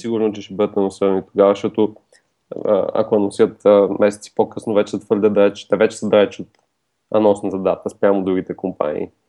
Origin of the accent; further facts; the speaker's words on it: Bulgaria; сме българи